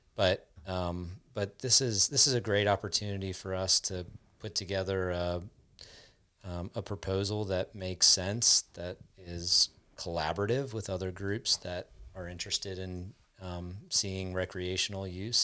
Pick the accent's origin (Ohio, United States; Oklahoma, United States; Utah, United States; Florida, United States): Florida, United States; South; I grew up in South Florida, which is, like, the hottest place in the country